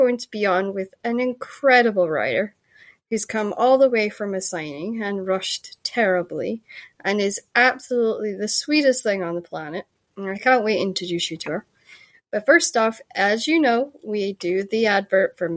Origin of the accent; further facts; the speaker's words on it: Shetland, Scotland, United Kingdom; accent: Shetland; I grew up in Shetland